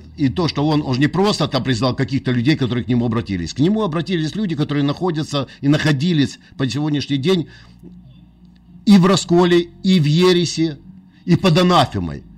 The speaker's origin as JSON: {"language": "Russian", "town": "Odesa", "region": "Odesa Oblast", "country": "Ukraine", "tie": "born or raised there", "moved": "yes", "said": "я родился на Украине"}